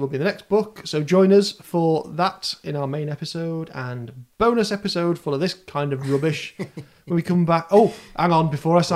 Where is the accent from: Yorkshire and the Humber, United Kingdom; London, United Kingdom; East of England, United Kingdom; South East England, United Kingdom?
Yorkshire and the Humber, United Kingdom; Scarborough; I grew up in Scarborough, where McCain oven chips came from